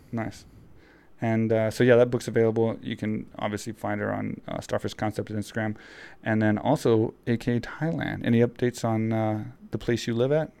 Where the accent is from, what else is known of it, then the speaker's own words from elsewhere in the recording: Texas, United States; I grew up in Texas, so I grew up riding horses and picking